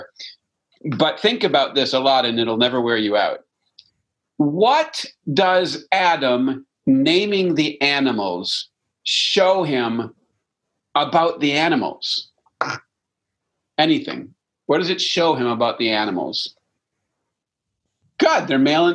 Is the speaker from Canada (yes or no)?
yes; Canada; I'm French Canadian